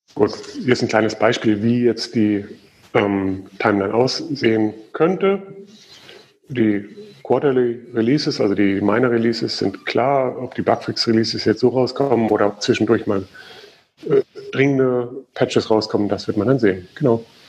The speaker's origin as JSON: {"language": "German", "country": "Germany", "said": "Bei uns in Deutschland"}